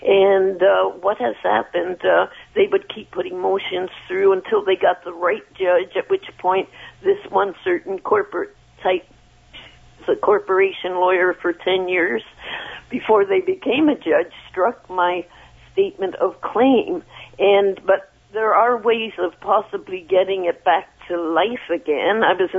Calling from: Mississauga, Ontario, Canada; also born or lived in Brampton; I'm out in Mississauga.

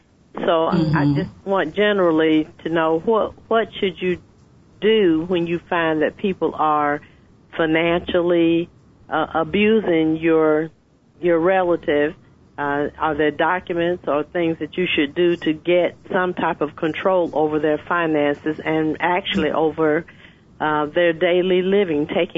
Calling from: Atlanta, Georgia, United States; I'm telephoning from Atlanta.

